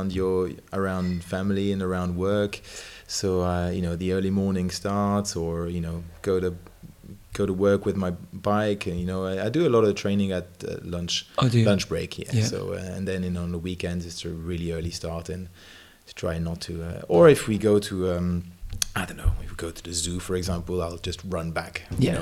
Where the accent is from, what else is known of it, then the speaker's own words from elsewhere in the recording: Geneva, Switzerland; moved away; also born or lived in Lincoln, United Kingdom; I'm from Geneva, Switzerland.